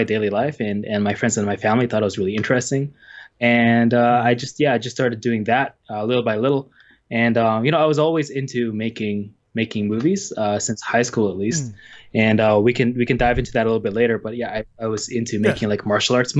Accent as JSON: {"language": "English", "country": "Canada", "also_born_or_lived": "Gunma, Japan", "moved": "as an adult", "lives_now": "Yokohama, Japan", "said": "I'm originally from Canada, and I've been here in Japan for just about 10 years now"}